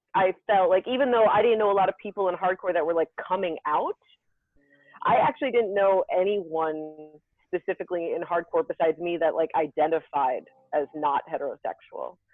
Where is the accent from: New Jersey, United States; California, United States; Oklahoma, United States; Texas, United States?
New Jersey, United States; Somerville; my hometown of Somerville, New Jersey